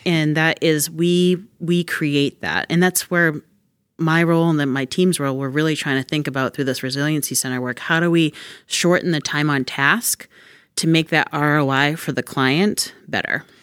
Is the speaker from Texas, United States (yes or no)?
no; Massachusetts, United States; I'm excited that I get to do this work in my hometown, too.